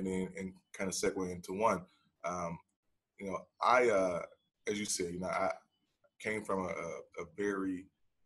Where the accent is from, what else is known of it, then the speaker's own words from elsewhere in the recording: Chicago, Illinois, United States; I grew up in Chicago in the 90s